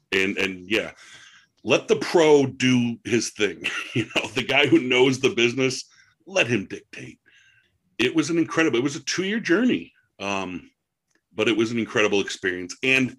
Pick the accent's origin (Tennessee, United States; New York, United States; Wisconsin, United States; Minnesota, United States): New York, United States; Buffalo; we're both from Buffalo, New York.